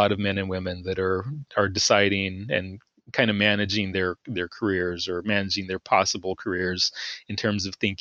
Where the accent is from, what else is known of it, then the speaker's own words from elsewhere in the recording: Texas, United States; moved away as an adult; also born or lived in Georgia; I'm originally from Texas